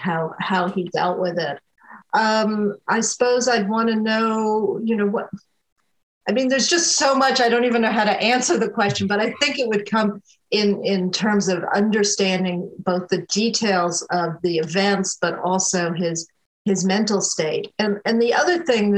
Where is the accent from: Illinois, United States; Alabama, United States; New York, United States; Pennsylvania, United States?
New York, United States; upstate; moved away as an adult; now in North Carolina, United States; I spent a lot of time growing up in upstate New York, in a very rural part of upstate New York